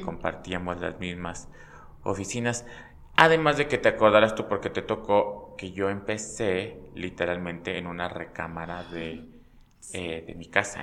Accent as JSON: {"language": "Spanish", "town": "Pachuca", "region": "Hidalgo", "country": "Mexico", "tie": "born or raised there", "said": "yo soy de Pachuca, nací en Pachuca"}